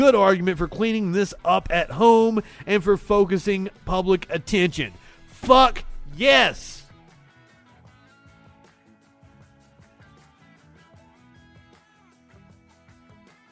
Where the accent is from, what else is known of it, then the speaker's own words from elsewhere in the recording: Alabama, United States; too Alabamian